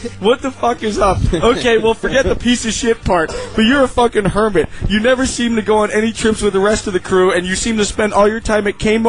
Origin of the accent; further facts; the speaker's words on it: Calgary, Alberta, Canada; since I am from Calgary, go Flames go